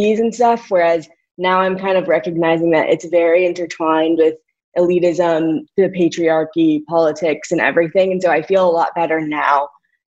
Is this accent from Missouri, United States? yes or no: yes; St. Louis, Missouri, United States; moved away; also born or lived in Northwestern University, Illinois; growing up in St. Louis